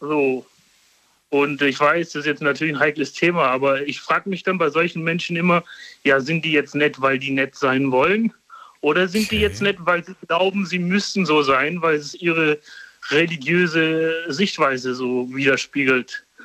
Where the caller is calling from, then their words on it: Karlsruhe, Baden-Württemberg, Germany; Also, ich komme aus Karlsruhe.